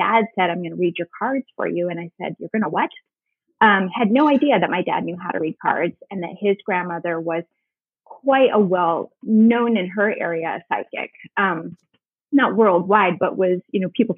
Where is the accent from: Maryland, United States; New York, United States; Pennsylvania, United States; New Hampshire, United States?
New York, United States; Northern; now in Charleston, United States; I grew up in Northern New York as well